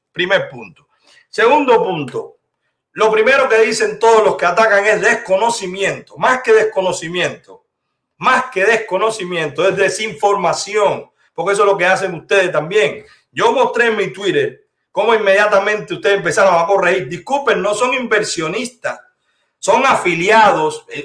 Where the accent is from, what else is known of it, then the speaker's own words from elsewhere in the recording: Cuba; now in United States; Yo vivo en la Florida. Usted es cubana de Camagüey, yo soy cubano de toda Cuba.